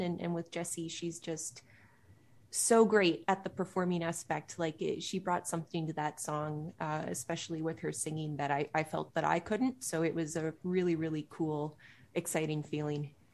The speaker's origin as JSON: {"language": "English", "town": "Pickering", "region": "Ontario", "country": "Canada", "tie": "born or raised there", "said": "I grew up in Pickering, uh, east of Toronto."}